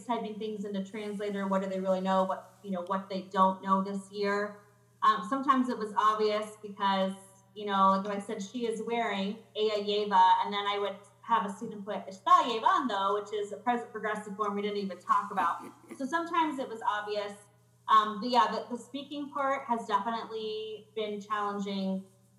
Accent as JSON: {"language": "English", "country": "United States", "tie": "born or raised there", "said": "I was born in the United States. Both of my parents were born in Mexico"}